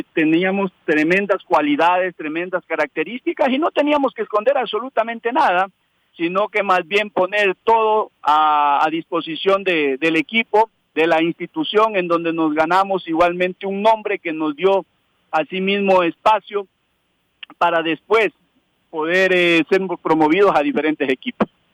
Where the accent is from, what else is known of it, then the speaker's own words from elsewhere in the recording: Ecuador; entrenador ecuatoriano